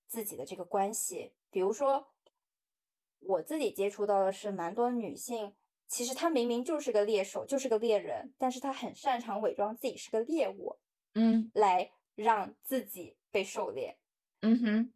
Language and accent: Chinese; Guangdong, China; moved away as an adult; now in Shanghai, China; 因为通常像我们广东那边很多的同学，他们都是刚毕业大学毕业二十几岁就已经结婚了